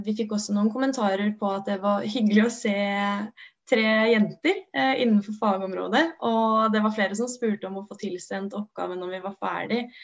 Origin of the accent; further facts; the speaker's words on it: Oslo, Norway; moved away; also born or lived in Gjøvik; jeg er opprinnelig fra Oslo